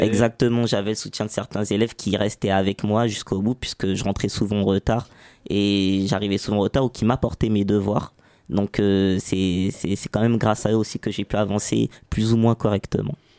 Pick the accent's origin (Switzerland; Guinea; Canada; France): France; Saint-Ouen, Île-de-France; grandi à Saint-Ouen, pas loin d'ici.